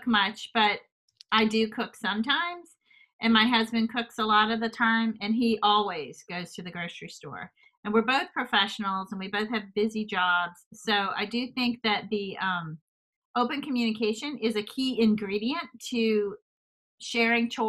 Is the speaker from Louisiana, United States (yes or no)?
yes; Louisiana, United States; moved away; I'm from Louisiana originally.